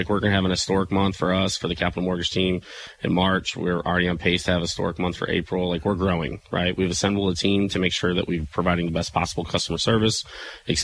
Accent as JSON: {"language": "English", "town": "Murphysboro", "region": "Illinois", "country": "United States", "tie": "born or raised there", "moved": "yes", "said": "I now have an office in Murfreesboro, Illinois, really? My hometown"}